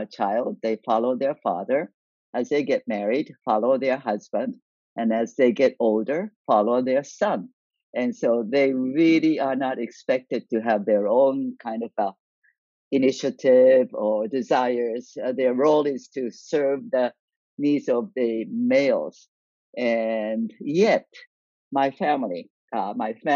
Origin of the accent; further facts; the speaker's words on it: Niigata, Japan; moved away as an adult; now in United States; I grew up in Japan